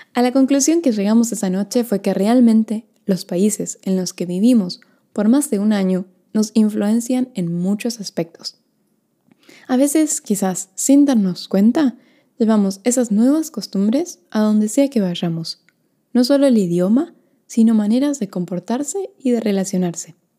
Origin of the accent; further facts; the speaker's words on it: Argentina; moved away as an adult; also born or lived in Norway / Sweden / United States; yo nací en Argentina, pero viví un año y medio en Noruega, dos años en Suecia, diez meses en Estados Unidos